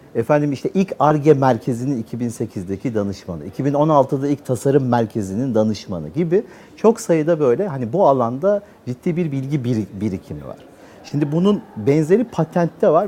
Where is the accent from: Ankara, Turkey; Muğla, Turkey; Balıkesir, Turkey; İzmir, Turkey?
Ankara, Turkey; moved away as an adult; now in Istanbul, Turkey; doğma büyüme Ankara, üniversite öyle. Sonra İstanbul'a geldim.